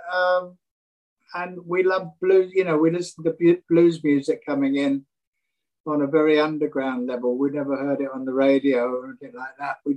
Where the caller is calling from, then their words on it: south of France, France; Down in the south of France.